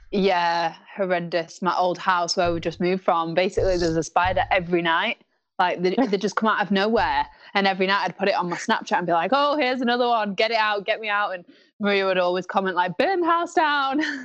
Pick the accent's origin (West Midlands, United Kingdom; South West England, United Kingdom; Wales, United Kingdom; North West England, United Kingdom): North West England, United Kingdom; Blackpool; It's in my hometown